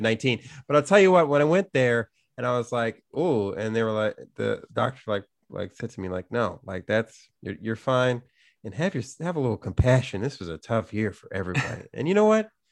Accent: Chicago, Illinois, United States; growing up in Chicago where there's so many, like, you know, non-chain versions

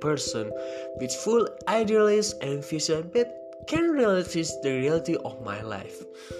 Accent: Indonesia; I am from Indonesia.

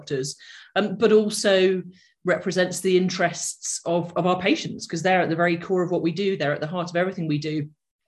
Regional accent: the Northwest, North West England, United Kingdom; my background is that I grew up in the Northwest

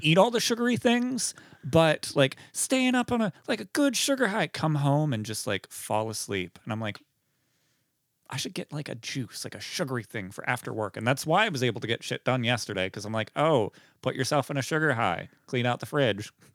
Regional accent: Beaver County, north of Pittsburgh, Pennsylvania, United States; Forty-five minutes north of Pittsburgh, Beaver County

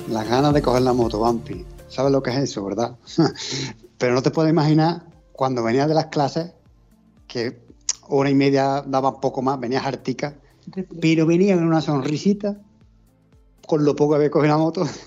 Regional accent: Córdoba, Andalusia, Spain; nosotros somos de aquí de Córdoba, de un pueblecito

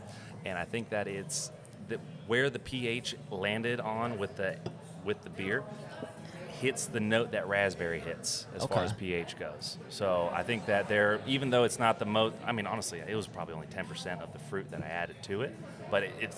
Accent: Oregon, United States; So I'm originally from Oregon, like I said.

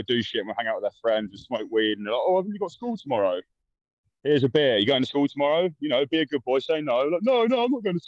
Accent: London, United Kingdom; I'm from South London, more specifically a place called Tulse Hill in Brixton

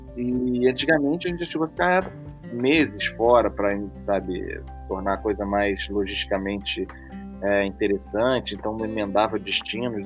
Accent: Brazil; a gente até culturalmente, como brasileiro

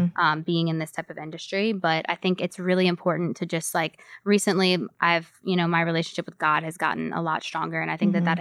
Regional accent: Louisiana, United States; I'm from Louisiana. So I'm, you know, across the country from everyone I've ever known in my whole entire life.

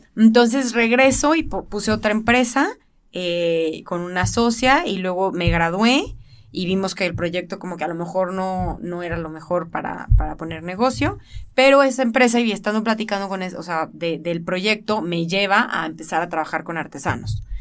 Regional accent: Guadalajara, Jalisco, Mexico; soy de aquí de Guadalajara.

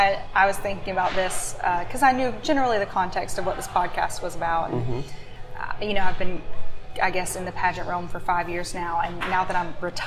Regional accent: Prattville, Alabama, United States; born or raised there

